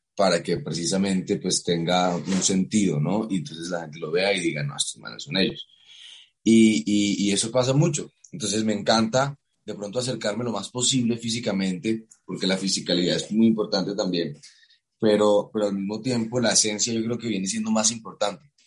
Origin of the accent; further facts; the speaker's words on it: Cartagena, Bolívar, Colombia; also born or lived in New York; yo crecí en Cartagena